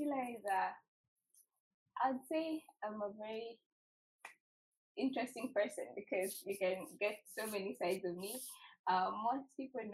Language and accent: English; Uganda; moved away as an adult; now in Canada; I was born in Uganda, born and raised in Uganda. I came to Canada to study